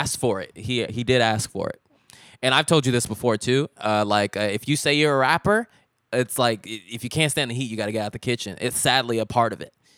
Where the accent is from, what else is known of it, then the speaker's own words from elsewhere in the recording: Richmond, California, United States; Chevron has a lot of refineries in my hometown, Richmond